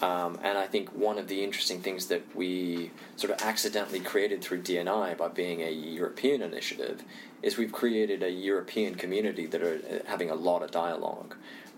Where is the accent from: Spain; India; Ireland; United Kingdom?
India; also born or lived in Indonesia; And if I had to generalize, and you know, I'm Indian, I also grew up in Indonesia, so if I look at Asia, for example, Asia is really interesting to me for a number of reasons.